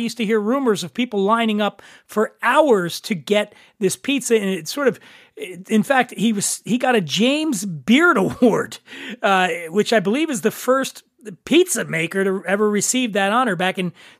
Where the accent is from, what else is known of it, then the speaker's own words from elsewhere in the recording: Guadalajara, Jalisco, Mexico; now in Los Angeles, United States; You would think, given my that I'm from Guadalajara, right?